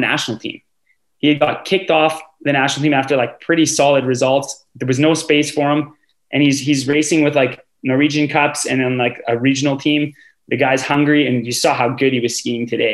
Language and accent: English; Canada; As a Canadian fan and like a real hometown or like homer